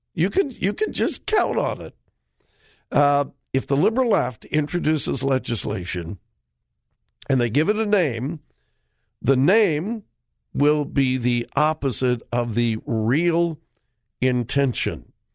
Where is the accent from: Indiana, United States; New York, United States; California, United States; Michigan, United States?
California, United States; Southern; my pastor that I grew up under in Southern California